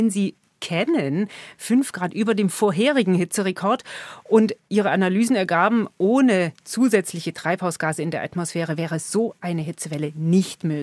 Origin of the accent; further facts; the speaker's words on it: Germany; bei uns in Deutschland